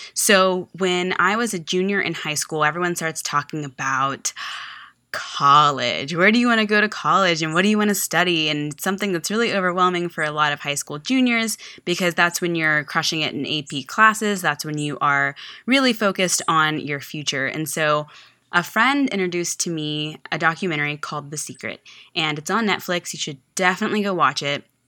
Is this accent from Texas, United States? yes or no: yes; Texas, United States; moved away as an adult; also born or lived in Virginia; I was from Texas